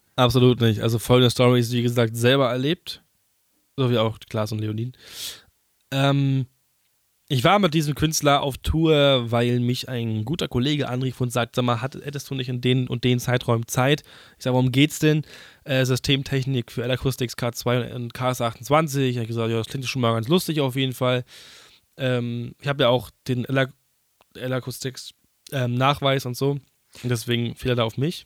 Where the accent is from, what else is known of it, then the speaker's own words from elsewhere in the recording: Berlin, Germany; ich bin Berliner